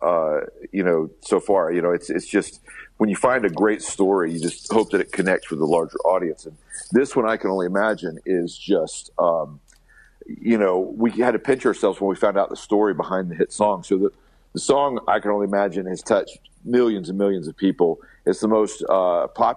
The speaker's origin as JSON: {"language": "English", "region": "Alabama", "country": "United States", "tie": "born or raised there", "said": "we're kids from Alabama"}